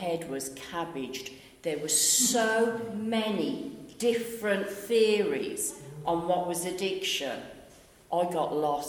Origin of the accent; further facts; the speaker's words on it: Birmingham, West Midlands, United Kingdom; moved away as an adult; also born or lived in Western; as you can tell from my dulcet tones, I'm from Birmingham